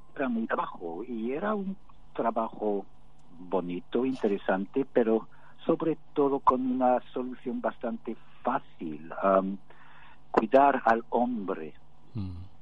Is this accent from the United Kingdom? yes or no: yes; United Kingdom; Spanish is a second language; somos todos británicos